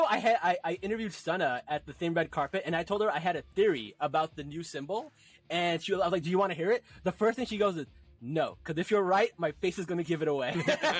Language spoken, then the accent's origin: English; New Jersey, United States; Amr is from New Jersey, which is where I'm from